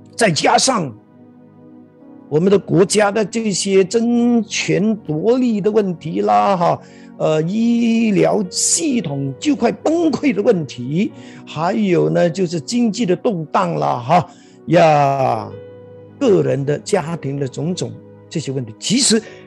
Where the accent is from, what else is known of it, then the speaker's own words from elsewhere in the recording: Malaysia; 我们马来西亚人